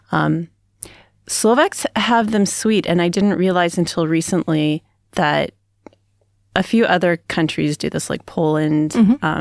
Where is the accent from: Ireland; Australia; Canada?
Canada; I mean, we do turkey because I'm Canadian and my sister in law is American